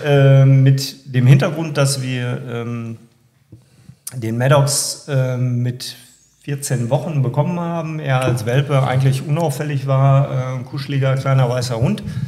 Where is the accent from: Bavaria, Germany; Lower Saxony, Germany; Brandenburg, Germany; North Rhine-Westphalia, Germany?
North Rhine-Westphalia, Germany; Warendorf; Wir kommen aus Warndorf äh, und sind Nordrhein-Westfalen